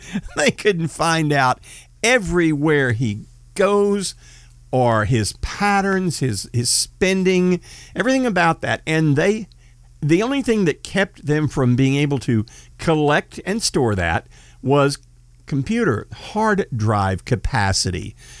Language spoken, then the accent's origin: English; United States; I'm a Christian, I'm an American, and I'm a patriot